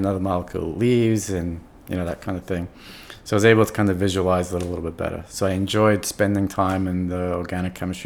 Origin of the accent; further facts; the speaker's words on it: New York City, New York, United States; first language English; also born or lived in Buffalo; I'm from New York. I'm from New York City. I grew up here.